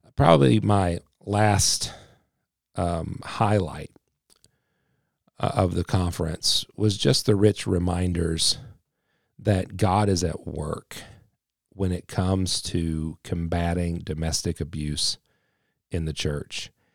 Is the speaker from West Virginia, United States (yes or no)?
yes; West Virginia, United States; I am definitely one hundred percent a West Virginian